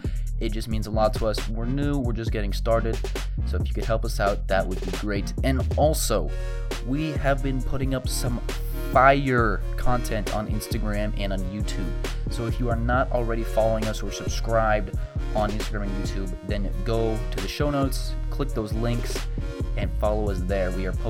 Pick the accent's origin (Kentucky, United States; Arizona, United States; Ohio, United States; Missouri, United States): Arizona, United States; my home state, yes, home state of Arizona, I live in Phoenix